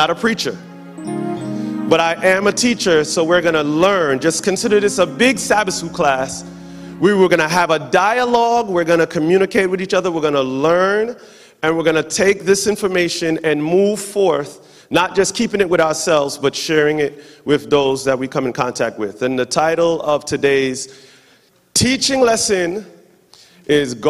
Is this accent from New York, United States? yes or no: yes; New York, United States; now in Charlotte, United States; I am from New York, but currently residing in Charlotte, North Carolina.